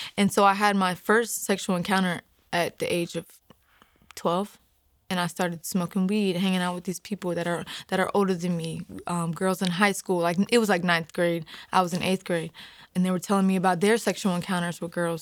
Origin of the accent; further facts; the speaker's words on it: Hagerstown, Maryland, United States; I'm from Hagerstown, Maryland